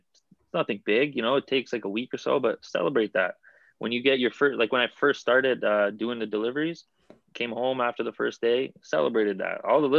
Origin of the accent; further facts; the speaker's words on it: Vaughan, Ontario, Canada; I'm actually from Vaughan.